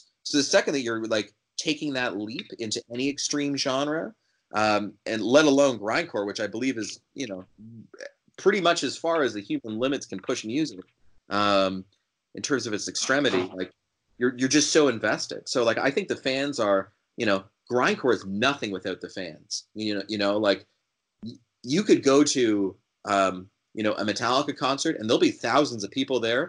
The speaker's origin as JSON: {"language": "English", "country": "Canada", "said": "this might sound like a bias because I'm from Canada"}